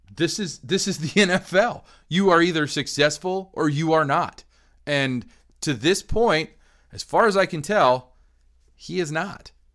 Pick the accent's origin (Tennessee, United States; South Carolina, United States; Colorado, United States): Colorado, United States; kids growing up in Colorado in the eighties and nineties.